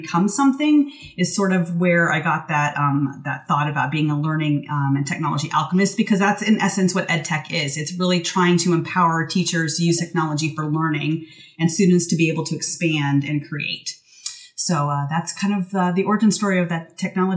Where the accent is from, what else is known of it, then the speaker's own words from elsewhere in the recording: Washington, United States; moved me back to Washington State, which is my home state